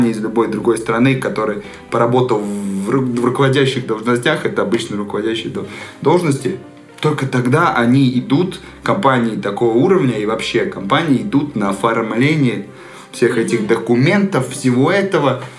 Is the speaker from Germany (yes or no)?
no; Serbia; Ты откуда? Я из Сербии.